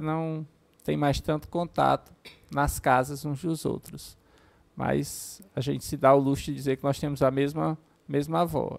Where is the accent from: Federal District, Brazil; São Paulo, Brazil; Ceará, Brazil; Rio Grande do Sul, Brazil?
Ceará, Brazil; Horizonte; eu sou natural de Horizonte